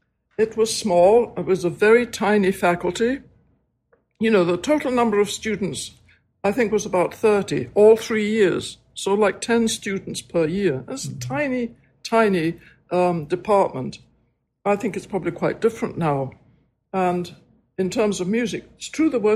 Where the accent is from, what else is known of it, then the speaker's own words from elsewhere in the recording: Scotland, United Kingdom; moved away as an adult; also born or lived in Edinburgh; now in New York, United States; I'm Scottish. But I now live in America because I married an American husband